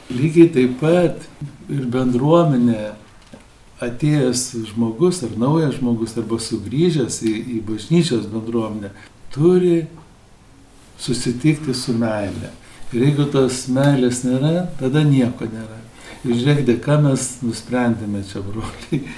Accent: Lithuania; Mes lietuviai gal mažai apie tai galvojame

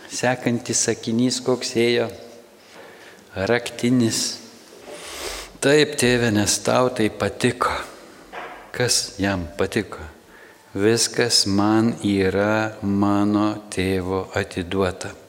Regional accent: Samogitia, Lithuania; Mes iš Žemaitijos nuvažiavę į Vilnių

